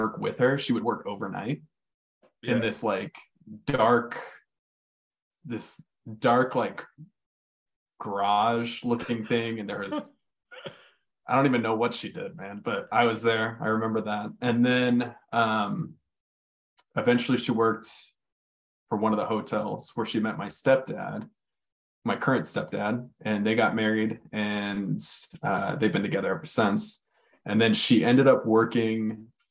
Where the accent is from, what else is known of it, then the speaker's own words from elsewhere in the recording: Las Vegas, Nevada, United States; moved away; also born or lived in Tucson, Arizona; I grew up in a suburb called Spring Valley